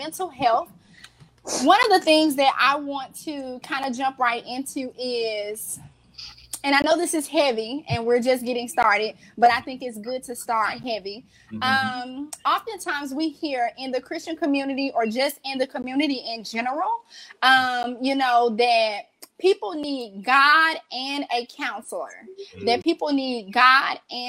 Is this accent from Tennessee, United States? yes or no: yes; Memphis, Tennessee, United States; I'm here from Memphis